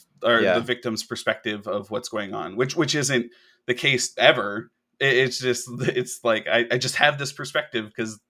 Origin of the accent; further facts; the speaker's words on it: Hawaii, United States; moved away; me growing up on an island